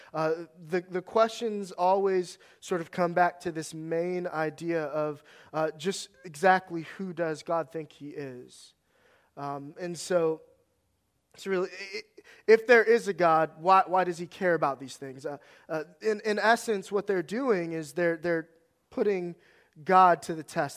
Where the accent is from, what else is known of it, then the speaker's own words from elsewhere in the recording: Northern Virginia, United States; moved away; I grew up in Northern Virginia.